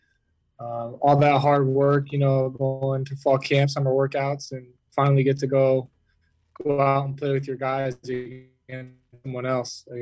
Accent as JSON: {"language": "English", "town": "San Clemente", "region": "California", "country": "United States", "tie": "born or raised there", "also_born_or_lived": "Nicaragua", "moved": "as an adult", "lives_now": "Salt Lake City, United States", "said": "I grew up in Southern California."}